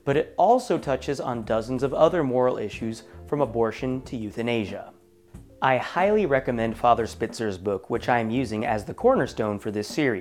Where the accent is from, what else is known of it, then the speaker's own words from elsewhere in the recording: Oregon, United States; my home state of Oregon